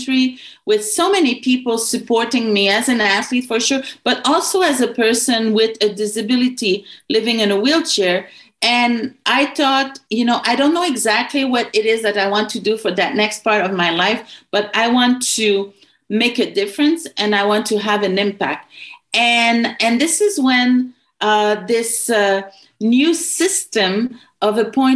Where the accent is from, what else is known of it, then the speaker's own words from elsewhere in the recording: Quebec, Canada; When you come from a certain part of the country, like for me in Quebec, I know all about Quebec